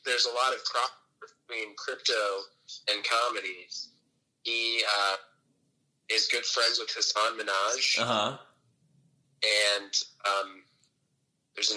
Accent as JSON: {"language": "English", "town": "Phoenix", "region": "Arizona", "country": "United States", "tie": "born or raised there", "moved": "as an adult", "lives_now": "New York, United States", "said": "Phoenix my whole life"}